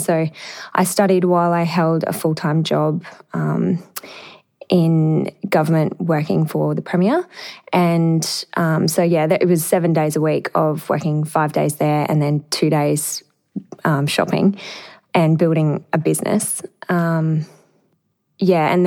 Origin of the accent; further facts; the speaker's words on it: Emerald, Queensland, Australia; moved away; I went back to my hometown in Emerald